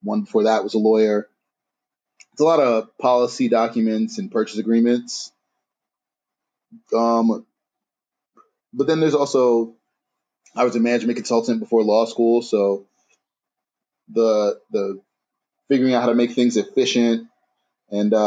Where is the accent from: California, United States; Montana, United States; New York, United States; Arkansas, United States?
New York, United States; New York City; now in Detroit, United States; I'm from Harlem.